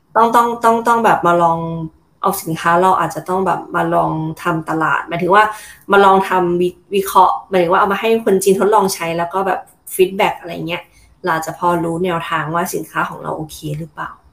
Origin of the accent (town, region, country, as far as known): Thailand